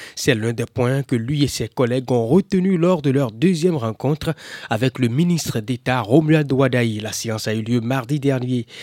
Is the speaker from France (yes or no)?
no; Burkina Faso; je suis venu du Burkina